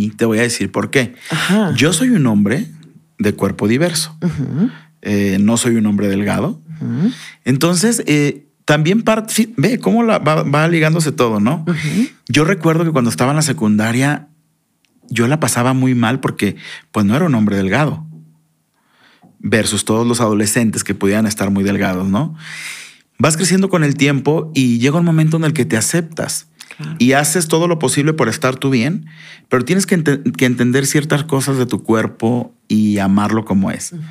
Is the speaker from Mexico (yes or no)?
yes; Mexico; necesito ser congruente con este sentimiento que tengo yo como mexicano de que es bien importante aceptarnos como somos.